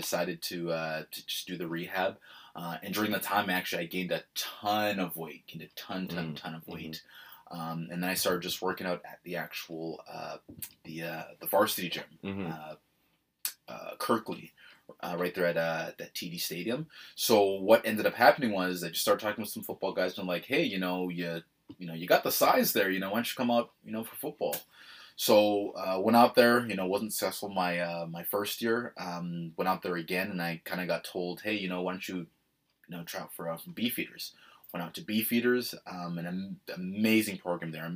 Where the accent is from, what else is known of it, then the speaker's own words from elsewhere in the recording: Toronto, Ontario, Canada; growing up in Scarborough